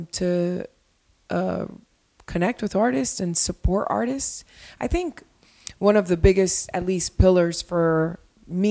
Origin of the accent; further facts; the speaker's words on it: Miami, Florida, United States; moved away as an adult; also born or lived in Colombia; now in Los Angeles, United States; I'm from Miami. My family's from Colombia. And in Colombia and Miami, I have a community, and a community that I've had since I'm very, very, very young